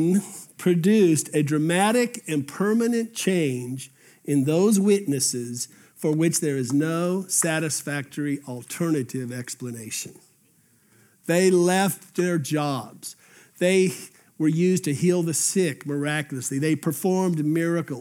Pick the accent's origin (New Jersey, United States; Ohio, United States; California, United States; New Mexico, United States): New Mexico, United States; Albuquerque; as a junior in high school in Albuquerque, New Mexico